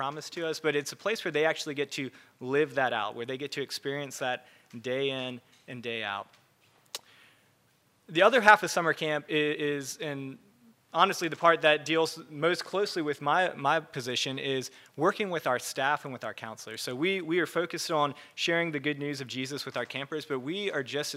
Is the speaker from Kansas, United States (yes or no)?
no; Charleston, South Carolina, United States; I grew up in Charleston area